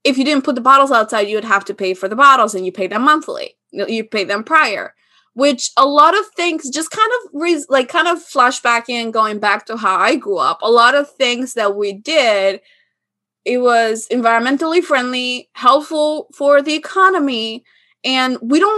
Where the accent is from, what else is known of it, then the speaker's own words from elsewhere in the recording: Albania; moved away; growing up in Albania